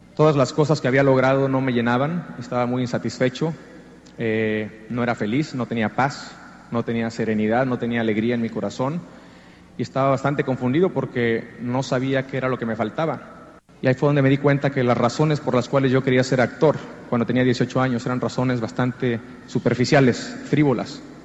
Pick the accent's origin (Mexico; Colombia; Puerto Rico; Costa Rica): Mexico; Jicotenca, Tamaulipas; moved away as an adult; also born or lived in Mexico City / Miami; now in Los Angeles, United States; Soy originario de un pueblo llamado Jicotenca, en el estado de Tamaulipas, en el norte de México. A la edad de 18 años más o menos me mudé a la Ciudad de México